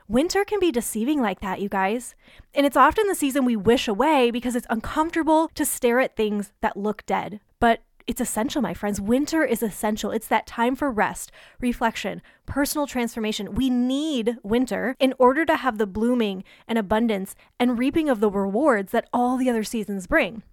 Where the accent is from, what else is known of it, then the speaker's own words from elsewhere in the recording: Michigan, United States; moved away; I grew up in Michigan